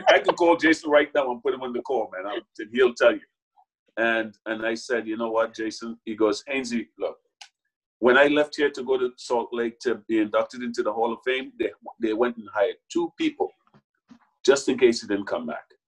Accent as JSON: {"language": "English", "country": "Trinidad & Tobago", "tie": "born or raised there", "also_born_or_lived": "New York", "moved": "as an adult", "lives_now": "United States", "said": "I grew up in a Trinidad and Tobago that's so much smaller"}